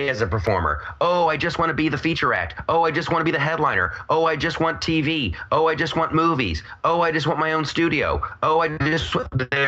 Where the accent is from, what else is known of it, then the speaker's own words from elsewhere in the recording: Ohio, United States; I'm from Ohio